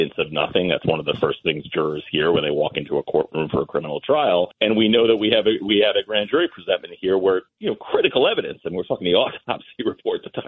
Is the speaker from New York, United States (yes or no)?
yes; Massapequa, New York, United States; I grew up in Massapequa